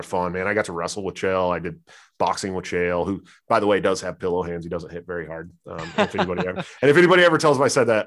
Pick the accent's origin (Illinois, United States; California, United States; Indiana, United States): California, United States; San Francisco Bay Area; I grew up in right outside of Stockton, Oakland, Antioch, California. I'm from their neighborhood.